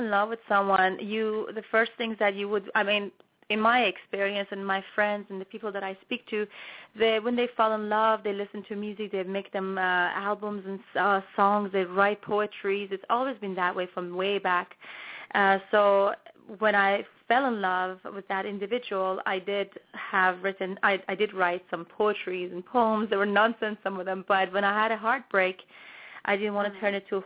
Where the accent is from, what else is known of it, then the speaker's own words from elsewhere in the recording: Toronto, Ontario, Canada; I grew up in Toronto, Canada, so I am a Canadian singer-songwriter.